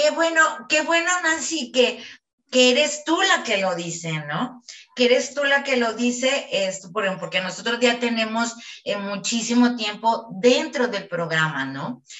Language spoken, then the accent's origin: Spanish; Chihuahua, Mexico; moved away as an adult; now in Guadalajara, Mexico; estamos en Guadalajara, ¿no? Eh, nosotros eh, somos de Chihuahua